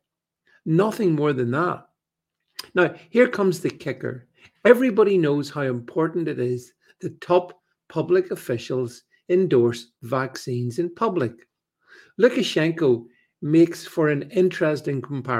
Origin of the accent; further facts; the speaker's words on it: United Kingdom; as a Brit